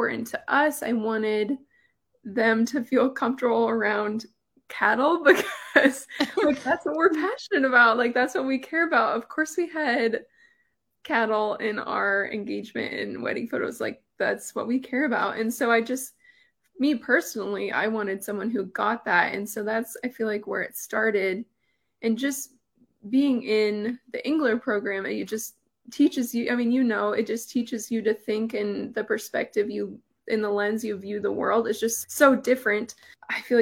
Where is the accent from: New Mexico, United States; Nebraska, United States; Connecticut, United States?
Nebraska, United States; Ainsworth; I had moved back to my hometown. I was getting married and to Mark, and we farm and ranch in Ainsworth